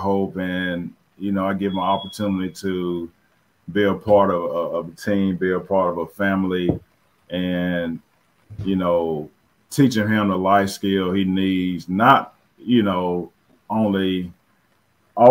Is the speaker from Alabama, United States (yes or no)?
yes; Phenix City, Alabama, United States; moved away as an adult; also born or lived in Jasper, Alabama / Rome, Georgia; I grew up in South Phoenix City in the project